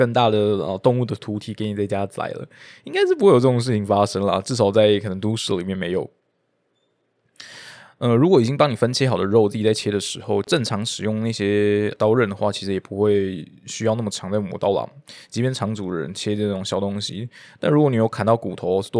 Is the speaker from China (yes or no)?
no; Taipei, Taiwan; 我是台北的